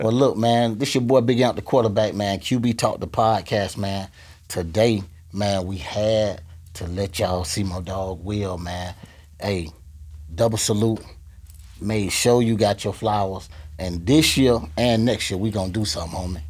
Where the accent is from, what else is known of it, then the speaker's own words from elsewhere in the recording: Gainesville, Florida, United States; now in Tampa Bay, United States; I tell people I'm from Gainesville